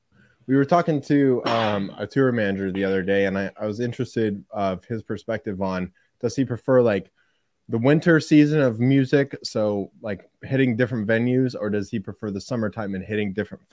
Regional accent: Central Illinois, United States; I'm from Central Illinois

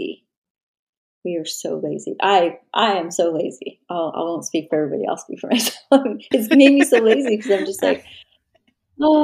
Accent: New Mexico, United States; I worked primarily in my home state, which is New Mexico

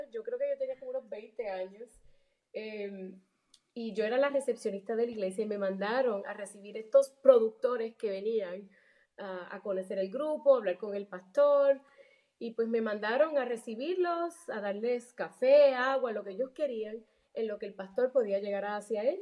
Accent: Chicago, Illinois, United States; yo vivía en la ciudad de Chicago, soy puertorriqueña, nací y criada en Chicago, de padres puertorriqueños.

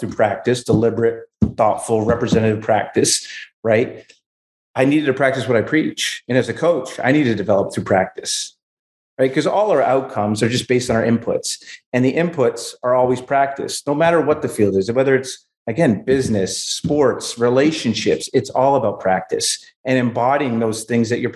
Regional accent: Exeter, New Hampshire, United States; I'm from Exeter, New Hampshire.

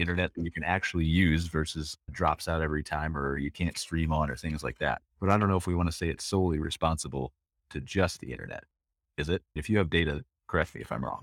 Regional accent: United States; being an American

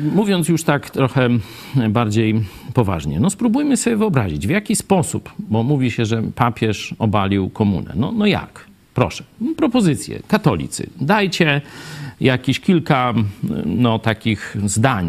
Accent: Kraśnik, Lublin Voivodeship, Poland; moved away; also born or lived in Kraków; pochodzę z tu lubelskiego, z Lublina, z Kraśnika

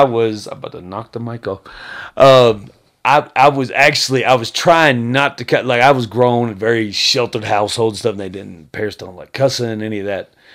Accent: Texas, United States; I'm from Texas

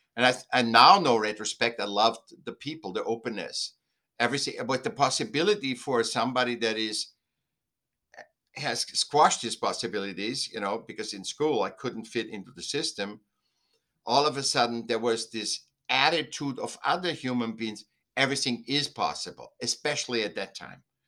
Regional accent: Vienna, Austria; I was born in Vienna, Austria, and, um, was a sick child. Then I went to school

